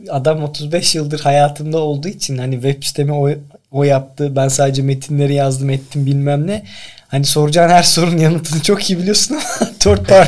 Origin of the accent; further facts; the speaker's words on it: Tekirdağ, Turkey; born there; 82 Tekirdağ doğumluyum ben. İşte aslında ben dükkana doğmuşum öyle diyorlar.